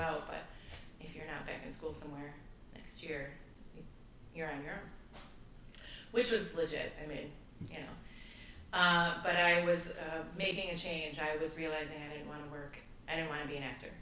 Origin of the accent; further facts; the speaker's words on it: Flint, Michigan, United States; moved away as an adult; also born or lived in Chicago; I am originally from Flint, Michigan. Uh, I lived there till I was 18 years old